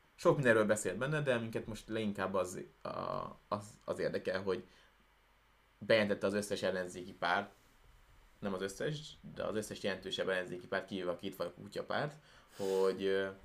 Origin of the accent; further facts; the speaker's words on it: Hungary; honnan jövünk, akkor ne kelljen azon gondolkodni, hogy most azt mondjuk, hogy magyarok